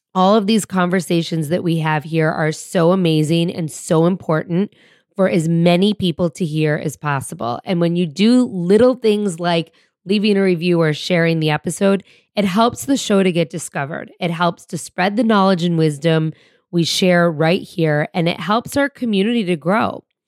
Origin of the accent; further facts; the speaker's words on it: suburbs outside of Detroit, Michigan, United States; moved away; my hometown just outside of Detroit in the suburbs where I grew up.